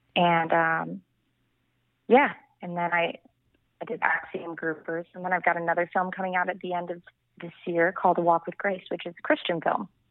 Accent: Vero Beach, Florida, United States; moved away as an adult; also born or lived in Miami, Florida; now in Los Angeles, United States; I'm from Vero Beach, Florida, which is uh, like a small island town off the east coast of Florida

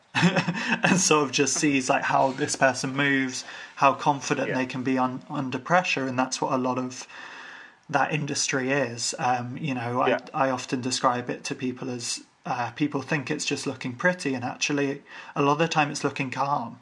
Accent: Ireland; I'm Irish

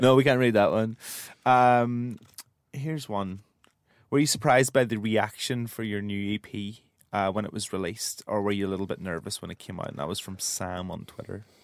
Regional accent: Northern Ireland, United Kingdom; I'm from the north, but I'm from Ireland

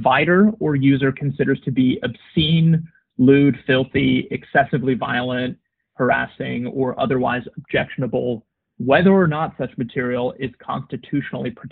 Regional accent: United States; being an American citizen

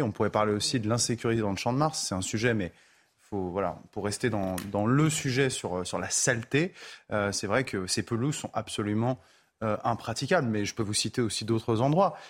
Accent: France; en tant que Français

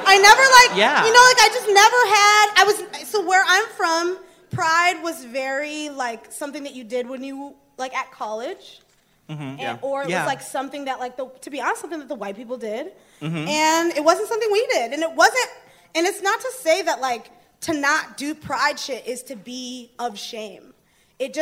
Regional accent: Michigan, United States; moved away; I grew up in Michigan

